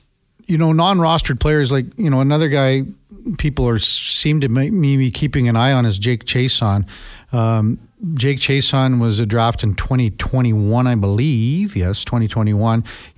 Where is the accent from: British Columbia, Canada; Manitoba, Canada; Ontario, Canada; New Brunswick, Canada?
Ontario, Canada; I came from Ontario.